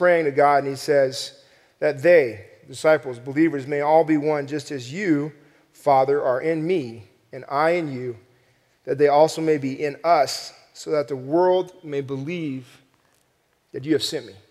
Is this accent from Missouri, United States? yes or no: no; Southern California, United States; I'm from Southern California